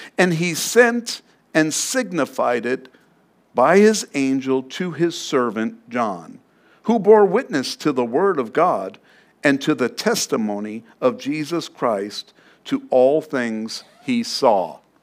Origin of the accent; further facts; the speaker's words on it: New York City, New York, United States; moved away; I come from New York. I'm from Queens